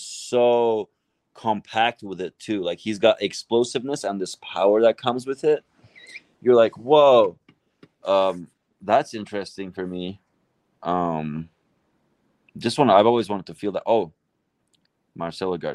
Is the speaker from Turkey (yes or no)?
yes; Istanbul, Turkey; English is a second language; moved away; I'm Turkish. I grew up in Turkey. I didn't cover that part. I grew up in Istanbul.